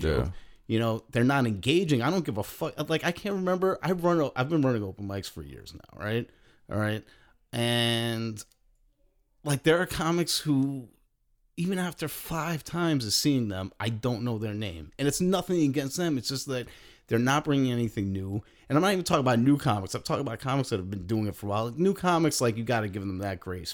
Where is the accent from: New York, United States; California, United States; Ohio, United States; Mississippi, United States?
New York, United States; moved away; also born or lived in Philadelphia / Chicago; growing up in New York, you know, everybody kinda lives right around each other